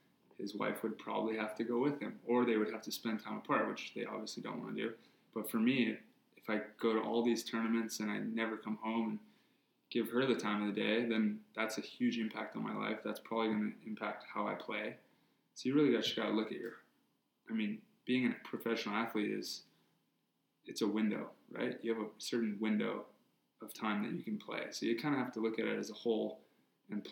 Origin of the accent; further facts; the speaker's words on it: Hawaii, United States; growing up in Hawaii